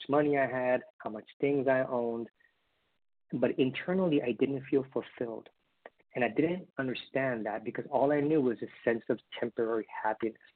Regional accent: Honolulu, Hawaii, United States; I was born in Honolulu, Hawaii. Parents were dad from Mexico, mom from Colombia, immigrated to the United States. I am the youngest of three brothers, and being raised in Hawaii

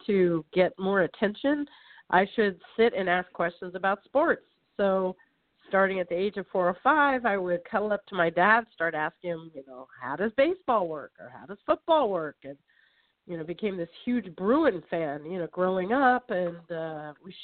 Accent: Los Angeles, California, United States; also born or lived in San Fernando Valley / Venice / Mar Vista / Santa Clarita Valley; I'm a native Californian, which is very rare to find these days. Born and raised in Los Angeles

